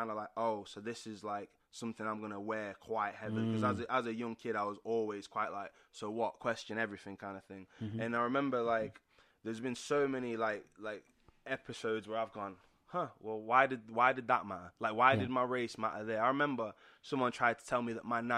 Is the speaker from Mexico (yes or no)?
no; Sheffield, Yorkshire and the Humber, United Kingdom; where we grew up, we actually grew up in Sheffield. I grew up in Pittsmore Estates.